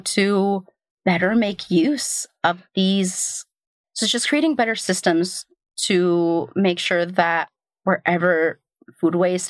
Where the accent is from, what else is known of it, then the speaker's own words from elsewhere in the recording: Portland, Oregon, United States; now in New York, United States; I grew up in Portland